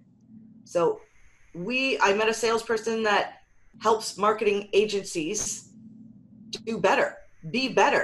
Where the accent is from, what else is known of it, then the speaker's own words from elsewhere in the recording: Canada; We're Canadian